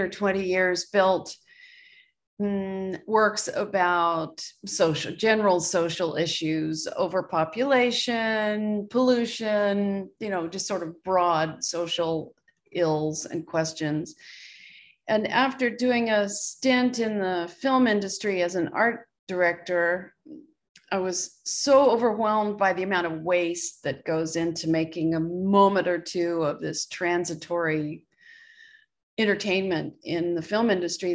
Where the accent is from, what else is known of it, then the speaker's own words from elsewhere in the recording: Richmond, Virginia, United States; I grew up in Richmond, Virginia, and had a great naturalist dad